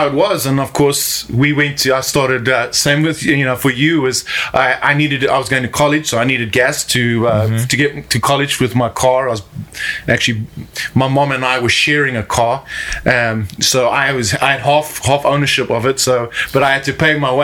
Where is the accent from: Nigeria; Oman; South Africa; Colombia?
South Africa; moved away as an adult; now in Mexico; I grew up in South Africa